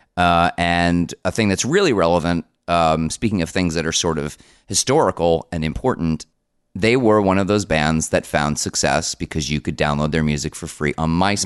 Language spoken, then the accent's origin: English; Paramus, New Jersey, United States; I grew up around Paramus, which is in Bergen County